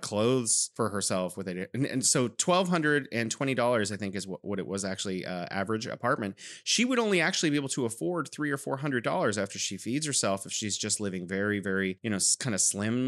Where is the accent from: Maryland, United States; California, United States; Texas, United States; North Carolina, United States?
California, United States; now in Wuhan, China; I'm originally from California, but now I am living in beautiful Wuhan, China